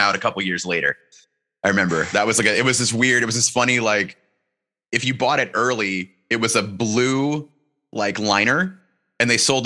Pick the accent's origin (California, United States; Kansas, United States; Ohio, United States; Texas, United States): Ohio, United States; Tallmadge; Talmadge, when I grew up there, was known as being, it was like literally in the game of Trivial Pursuit as being the town with the most churches per capita.